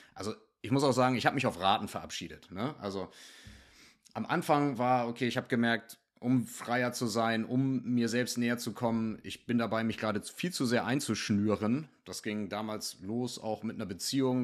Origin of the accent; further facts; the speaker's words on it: Northern Germany, Germany; first language German; also born or lived in Hamburg; Ich komme hier aus dem Norden von Deutschland